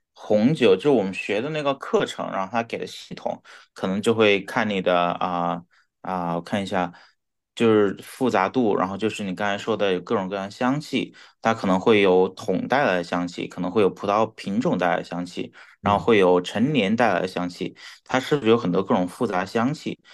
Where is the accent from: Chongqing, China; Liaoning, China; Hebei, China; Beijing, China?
Chongqing, China; moved away as an adult; now in New York, United States; 我们在这里长大